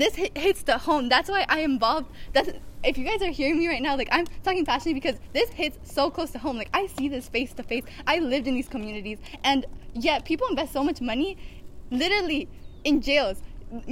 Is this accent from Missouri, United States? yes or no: no; the Valley, California, United States; I'm originally from the Valley, right? And it's low income